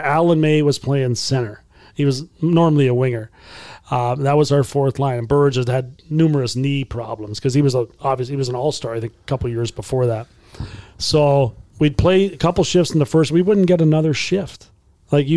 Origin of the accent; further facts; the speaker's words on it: Brantford, Ontario, Canada; I grew up in Brantford just down the road